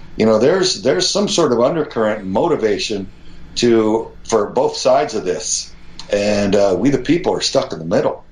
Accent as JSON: {"language": "English", "region": "Texas", "country": "United States", "said": "as an American patriot you know, son of Texas"}